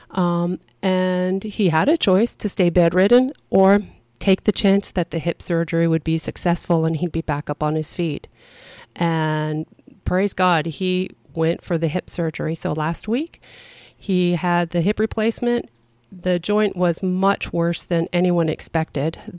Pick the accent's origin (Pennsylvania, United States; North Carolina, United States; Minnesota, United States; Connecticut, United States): Minnesota, United States; also born or lived in Vancouver Island; I was born in northern Minnesota my dad was in the military, and I spent time on Vancouver Island.